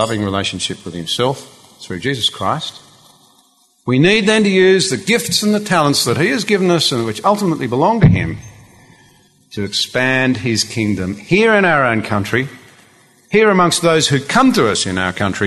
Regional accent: Australia; our fellow Australians

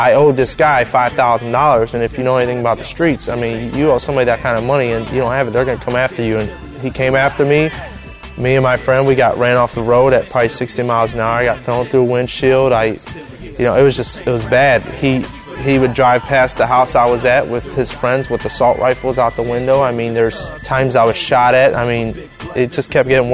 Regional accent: Cleveland, Ohio, United States; I'm from Cleveland, Ohio, and I do music

